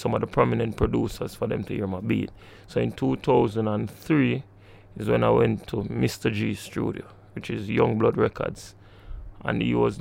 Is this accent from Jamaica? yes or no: yes; Kingston, Jamaica; I was born in Kingston, within this vicinity, close